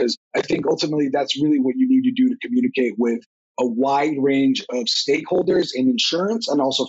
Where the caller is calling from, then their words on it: New Jersey, United States; I'm calling in from northern New Jersey, where it's not as warm as Austin is.